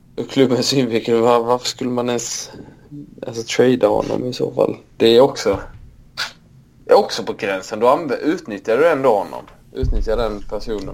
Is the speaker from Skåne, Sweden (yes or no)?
yes; Osby, Skåne, Sweden; Osbytrakten i alla fall. Det är ju det är mina hemtrakter